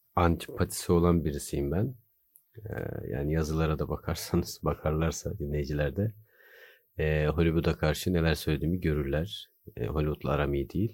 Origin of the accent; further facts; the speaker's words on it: Bursa, Turkey; moved away as an adult; also born or lived in Erzurum; now in Istanbul, Turkey; Erzurumluyum. Bursa'da büyüdüm.